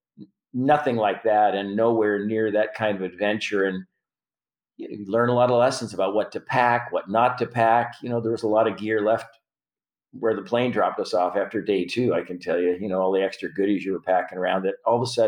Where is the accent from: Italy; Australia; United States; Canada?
Canada; Prince Albert, Saskatchewan; moved away; I'm from Prince Albert, mm-hmm. Saskatchewan